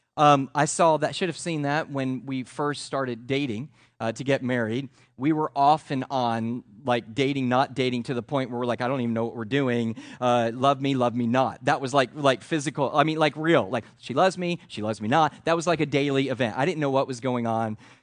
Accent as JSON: {"language": "English", "country": "United States", "said": "That's how we live as Americans"}